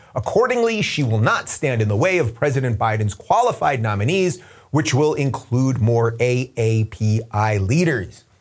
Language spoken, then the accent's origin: English; New York, United States; now in California, United States; my home state's technically New York, but my, the current state that I live in of California